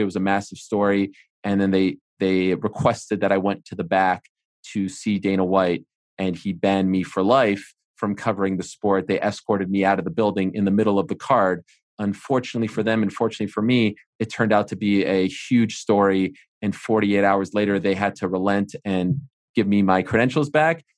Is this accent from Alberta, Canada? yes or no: no; Montreal, Quebec, Canada; I'm from Montreal.